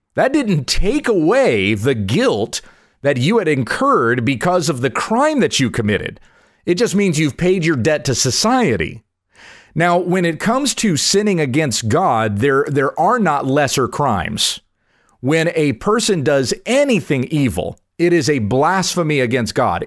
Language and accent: English; United States; I'm from the United States of America